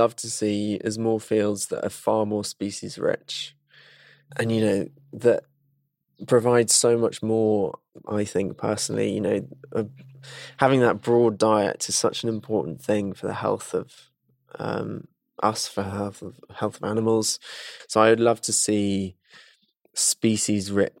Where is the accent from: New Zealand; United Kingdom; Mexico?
United Kingdom; Salisbury, South West England; I grew up just outside of Salisbury in Wiltshire.